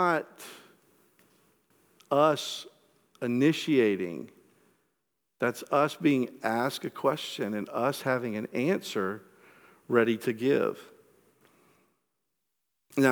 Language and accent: English; the Bible Belt, United States; growing up in the Bible Belt